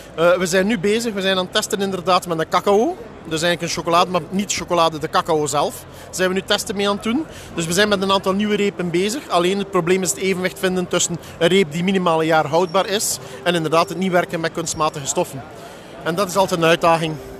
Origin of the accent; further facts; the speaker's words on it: Belgium; Ik kom eh, uit België, het bedrijf is in Nederland net op de grens